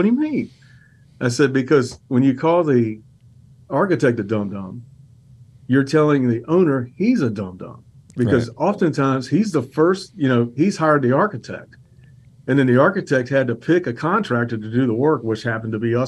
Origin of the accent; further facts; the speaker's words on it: Roanoke, Virginia, United States; also born or lived in Cincinnati, Ohio; now in Richmond, United States; I grew up in Roanoke, Virginia.